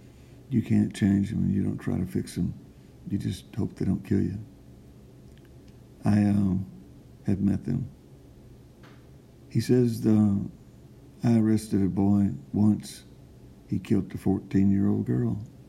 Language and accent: English; Texas, United States; I'm from the East Texas, civilized Indian country.